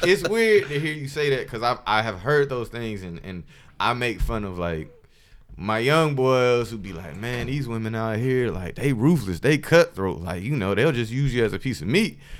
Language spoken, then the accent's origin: English; Columbus, Georgia, United States; I'm from Columbus, Georgia, by the way. Shout out to seven oh six.